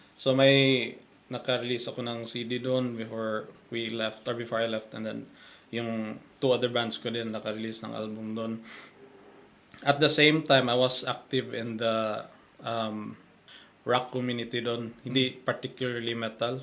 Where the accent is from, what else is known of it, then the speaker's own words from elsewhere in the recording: Cebu, Central Visayas, Philippines; moved away as an adult; now in Wellington, New Zealand; galing ako sa Cebu. Um, basically, I moved to New Zealand uh, back in 2016.